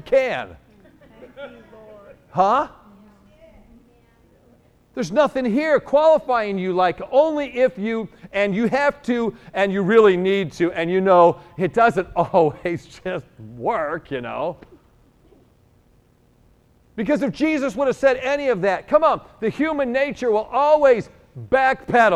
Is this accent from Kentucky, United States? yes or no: no; New York, United States; I'm a New Yorker